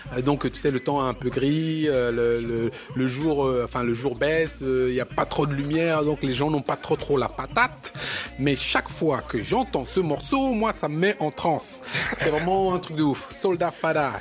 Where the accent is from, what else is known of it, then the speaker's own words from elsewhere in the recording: Cameroon; me nommer Camerounais puisque je viens de cet endroit-là